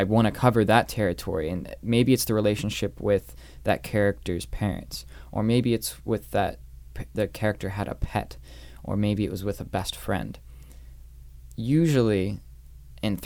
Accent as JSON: {"language": "English", "region": "Northern Virginia", "country": "United States", "tie": "born or raised there", "also_born_or_lived": "New York", "moved": "yes", "said": "growing up in Northern Virginia, going to New York"}